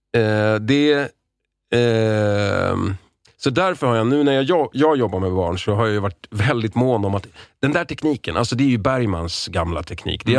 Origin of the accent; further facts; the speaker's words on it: Lidingö, Stockholm County, Sweden; Jag är uppvuxen på Lidingö